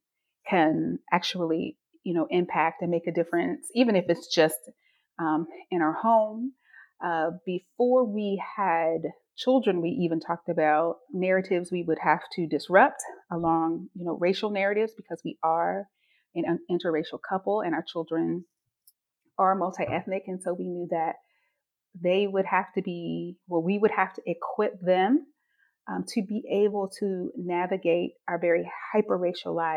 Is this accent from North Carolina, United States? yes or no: yes; North Carolina, United States; I am from North Carolina, so the South, but North Carolina